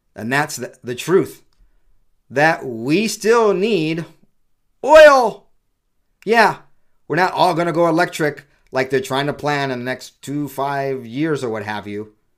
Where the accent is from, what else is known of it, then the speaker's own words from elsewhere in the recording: Utah, United States; my home state, lamentably, of Utah